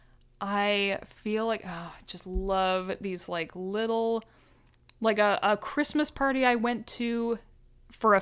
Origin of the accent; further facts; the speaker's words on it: Alberta, Canada; moved away; growing up in Alberta